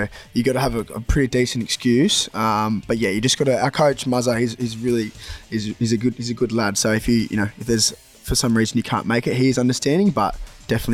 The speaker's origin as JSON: {"language": "English", "town": "Sydney", "region": "New South Wales", "country": "Australia", "moved": "as an adult", "lives_now": "Workington, United Kingdom", "said": "back home, I'm from Sydney, Australia originally"}